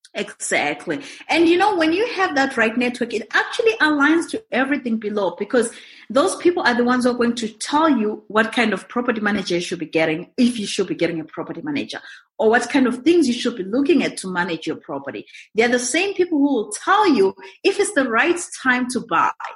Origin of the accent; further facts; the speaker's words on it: Zimbabwe; moved away as an adult; also born or lived in Montreal, Canada / Kelowna, Canada; now in Canada; I'm originally from Zimbabwe. It's in southern Africa, right next to South Africa. Born and bred there